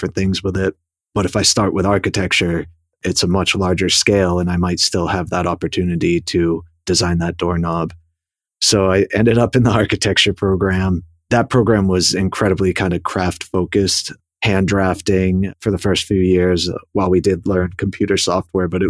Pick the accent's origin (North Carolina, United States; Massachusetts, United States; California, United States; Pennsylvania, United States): Massachusetts, United States; Boston; moved away as an adult; also born or lived in New York City / St. Louis; born in Boston and raised just outside the city